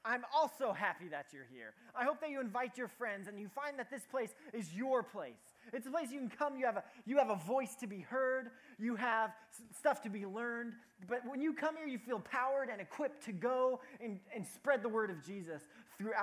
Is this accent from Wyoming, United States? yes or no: yes; Cody, Wyoming, United States; moved away as an adult; my hometown is called Cody, Wyoming. And I lived there for 18 years of my life.